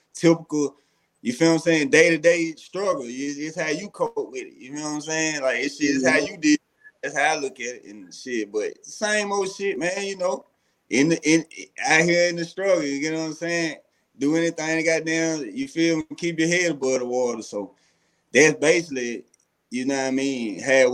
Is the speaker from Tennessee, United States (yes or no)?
yes; Chattanooga, Tennessee, United States; born or raised there